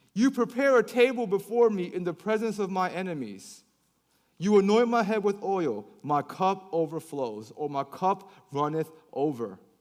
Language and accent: English; Baltimore, Maryland, United States; moved away as an adult; also born or lived in Korea; now in Atlanta, United States; I grew up in Baltimore City